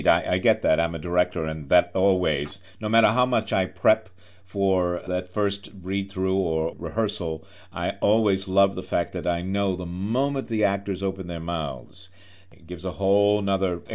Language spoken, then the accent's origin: English; New York, United States; as a New Yorker